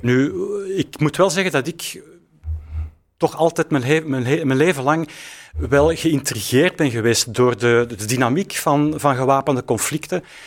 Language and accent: Dutch; Antwerp, Flanders, Belgium; wij komen eigenlijk uit Antwerpen